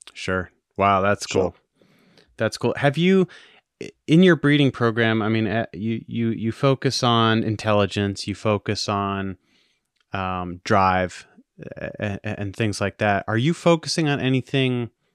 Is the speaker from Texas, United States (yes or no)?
no; Maine, United States; I was born and raised in Maine